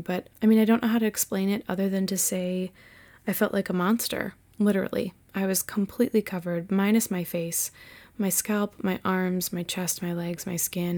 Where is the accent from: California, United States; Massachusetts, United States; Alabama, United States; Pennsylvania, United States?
Massachusetts, United States; this white chick from Massachusetts